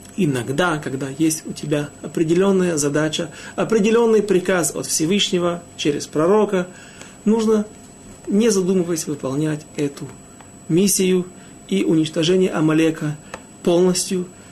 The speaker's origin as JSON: {"language": "Russian", "country": "Ukraine", "said": "я не из Молдавии, а с Украины"}